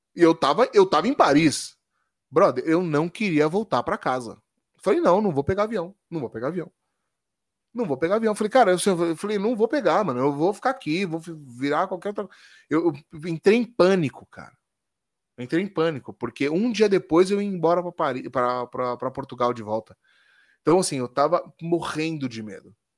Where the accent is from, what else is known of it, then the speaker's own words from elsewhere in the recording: Brazil; eu sou brasileiro